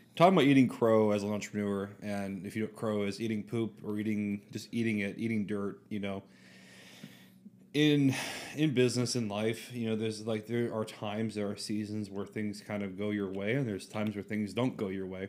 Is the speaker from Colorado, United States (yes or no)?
no; North Carolina, United States; moved away as an adult; also born or lived in Orlando, Florida; I was from North Carolina, small town in North Carolina